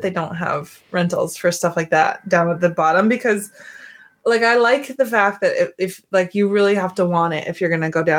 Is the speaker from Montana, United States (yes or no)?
yes; Montana, United States; moved away; I am from Montana